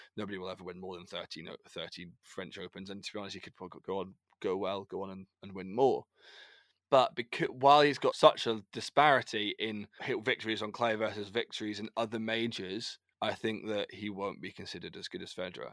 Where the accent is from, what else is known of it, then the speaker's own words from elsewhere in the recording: United Kingdom; as British, we, as British, we people